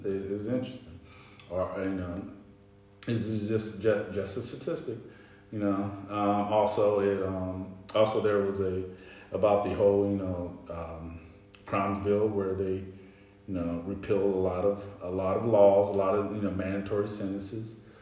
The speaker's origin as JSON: {"language": "English", "region": "North Carolina", "country": "United States", "said": "I'm from the South, I'm from North Carolina"}